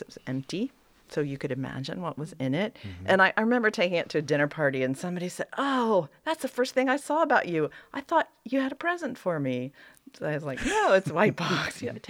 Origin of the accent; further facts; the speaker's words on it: East Germany, Germany; now in United States; But then when I tell people that I am from East Germany, all of a sudden I become exotic.